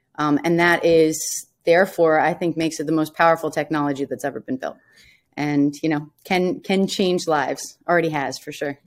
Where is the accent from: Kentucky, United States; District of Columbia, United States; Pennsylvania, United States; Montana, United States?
District of Columbia, United States; Washington; I'm from Washington, D C, um, and, yeah, so large military family